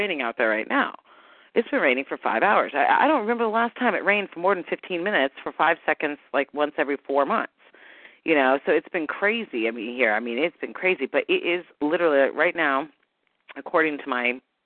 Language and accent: English; San Diego, California, United States; I'm from San Diego